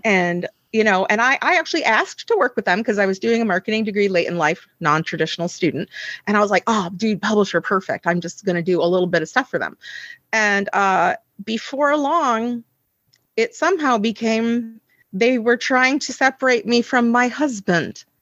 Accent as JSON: {"language": "English", "country": "United States", "moved": "as an adult", "said": "I am from the United States, you know, originally"}